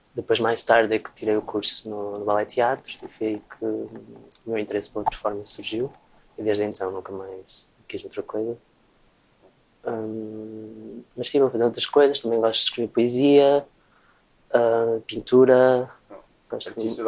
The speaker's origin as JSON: {"language": "Portuguese", "town": "Travanca", "region": "Aveiro District", "country": "Portugal", "tie": "born or raised there", "said": "perto da minha aldeia onde eu cresci"}